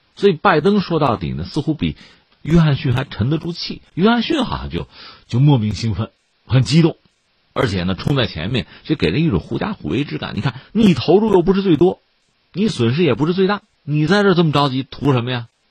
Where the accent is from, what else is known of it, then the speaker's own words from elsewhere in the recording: China; 作为一个中国人